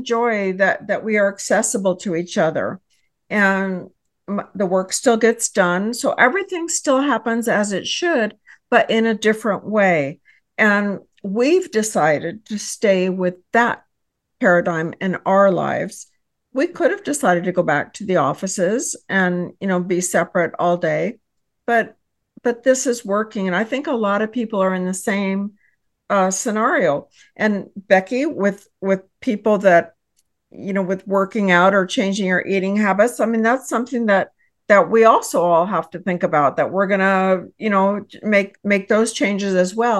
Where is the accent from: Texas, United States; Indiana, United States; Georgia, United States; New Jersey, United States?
Texas, United States; I hail from Texas